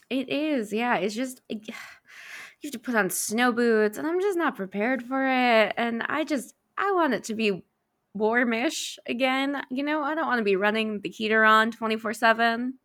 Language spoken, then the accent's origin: English; New York, United States; I'm from New York